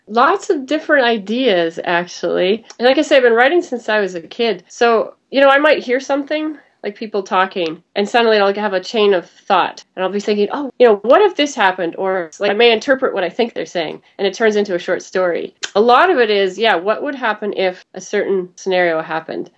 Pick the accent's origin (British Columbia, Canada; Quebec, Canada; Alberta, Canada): British Columbia, Canada; Vancouver; moved away as an adult; also born or lived in New York City; I'm from Vancouver, Canada